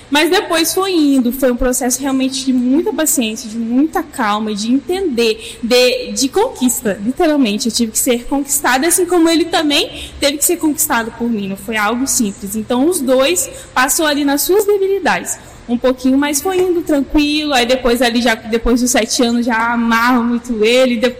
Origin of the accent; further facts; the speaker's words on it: Minas Gerais, Brazil; also born or lived in near São Paulo; gente, eu sou mineira e por isso talvez vocês vão achar estranho um sotaque misturado aí, né?